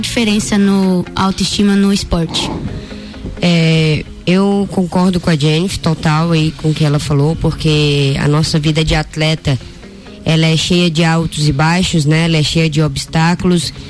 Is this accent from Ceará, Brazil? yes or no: yes; Ceará, Brazil; moved away; Eu que sou nordestina, cearense, saí né, tão cedo de casa